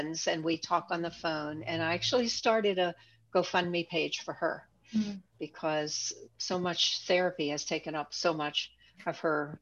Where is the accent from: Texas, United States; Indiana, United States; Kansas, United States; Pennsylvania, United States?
Pennsylvania, United States; Pittsburgh; accent: Pittsburgh; I'm from Pittsburgh, I have a Pittsburgh accent